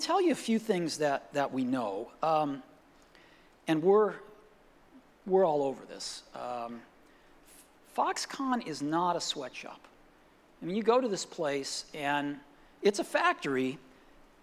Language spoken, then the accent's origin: English; Palo Alto, California, United States; my hometown of Palo Alto